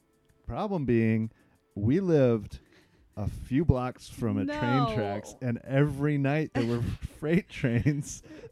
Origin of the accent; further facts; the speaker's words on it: Illinois, United States; now in Los Angeles, United States; I came from Illinois where we never had an earthquake as far as I was there.